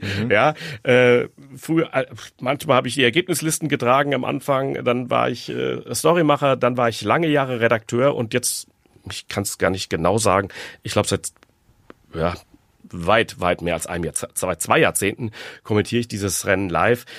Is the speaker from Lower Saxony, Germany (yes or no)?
no; Frankfurt am Main, Hesse, Germany; ich bin aufgewachsen im Frankfurter Stadtteil Hausen